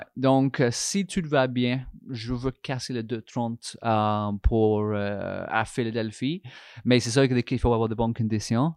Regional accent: England, United Kingdom; French is a second language; moved away as an adult; now in Canada; je suis anglais, Angleterre

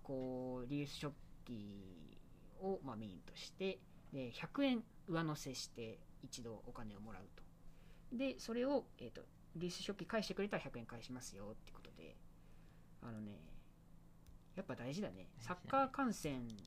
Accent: Kobe, Hyogo, Japan; moved away; 地元が神戸

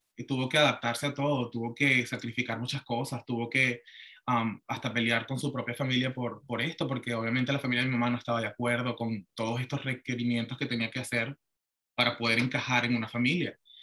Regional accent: Venezuela; moved away as an adult; now in Florida, United States; yo me crié en Venezuela y pues mi mamá también es venezolana

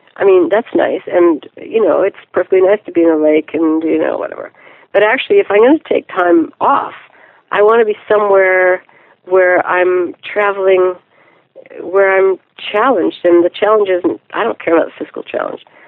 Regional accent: Ottawa, Ontario, Canada; also born or lived in Quebec City; I grew up uh, mostly in Ottawa, Ontario, Canada

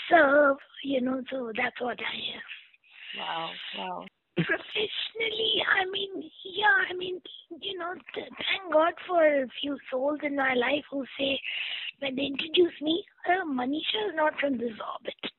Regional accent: Kerala, India; Yeah, I am very proud prodigy of Kerala.

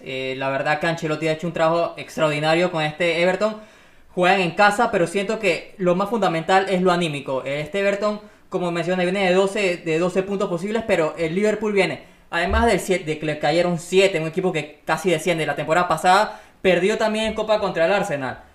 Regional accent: Panama; somos panameños

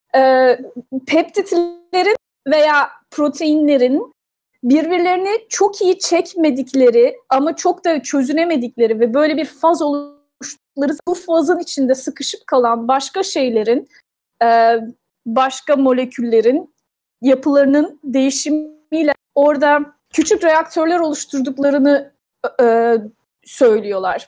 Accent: Turkey; now in United States; Türk'üm ben

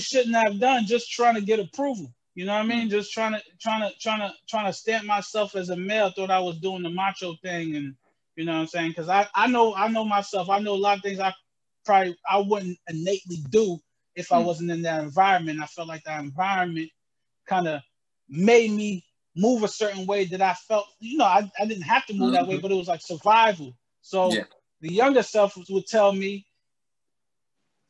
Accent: Albany, New York, United States; also born or lived in Jamaica / Poughkeepsie, New York; when we moved to Albany, I was about 10 years old

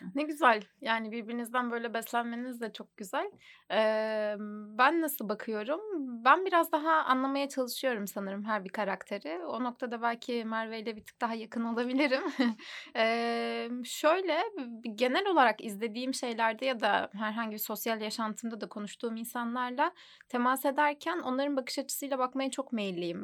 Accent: Adana, Turkey; moved away; Aslen Adanalıyım. Ailem orada

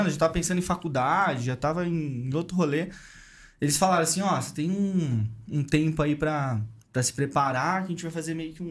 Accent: Santos, São Paulo, Brazil; born there; Meus pais já eram daqui e tal, e meio que nasci em Santos.

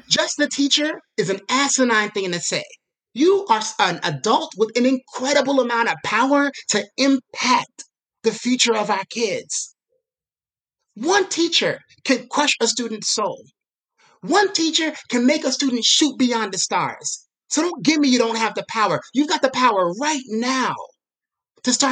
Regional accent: New York City, New York, United States; a person that's growing up in Brooklyn

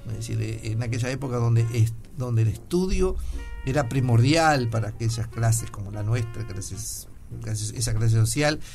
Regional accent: Sarandí del Yí, Durazno, Uruguay; now in Montevideo, Uruguay; cuando me crié en Sarandí el Gin

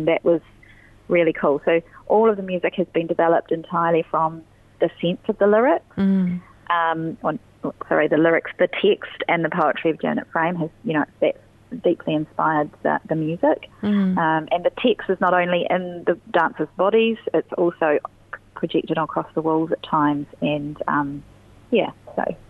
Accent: Christchurch, Canterbury, New Zealand; I'm from Christchurch, and I mostly have my work in other cities

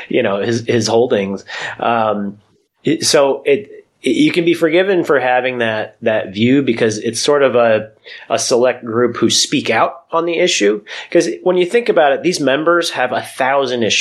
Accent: United States; moved away as an adult; now in Washington, D.C. suburbs, United States; I grew up in the New York, New Jersey area here in the States, and now I live in the suburbs outside Washington, D.C.

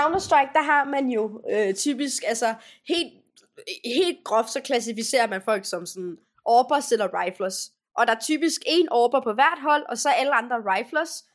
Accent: Denmark; hvor jeg er fra, så det er ikke altid, de ved, hvad Danmark er

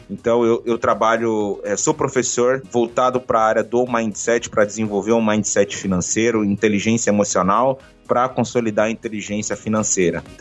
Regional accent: Bahia, Brazil; now in Japan; É porque eu sou baiano, sabe, Oxente? Então, nasci na Bahia

